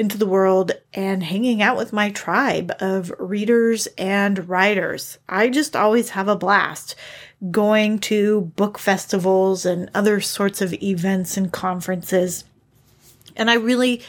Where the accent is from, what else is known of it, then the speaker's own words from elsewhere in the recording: Northern California, United States; I grew up in Northern California